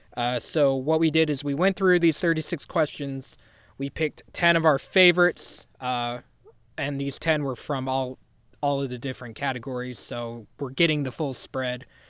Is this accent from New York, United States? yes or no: no; Texas, United States; as a Texan